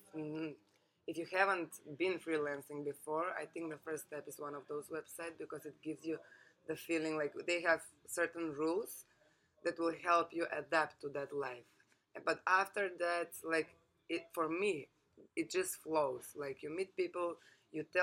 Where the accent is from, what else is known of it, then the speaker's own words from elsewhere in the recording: North Macedonia; moved away as an adult; also born or lived in Lucca, Italy / London, United Kingdom; I come from Macedonia. It's a small place, not so open-minded so far.